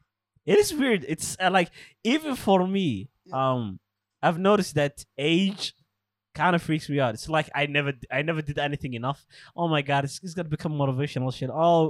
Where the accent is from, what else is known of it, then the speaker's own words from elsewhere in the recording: Alabama, United States; I'm an anti-vaxxer. I'm from Alabama, man. I ain't doing that shit, bro.